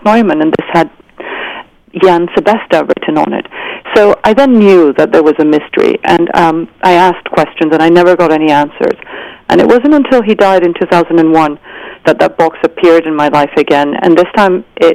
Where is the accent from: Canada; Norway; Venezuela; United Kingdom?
Venezuela; I grew up in Venezuela.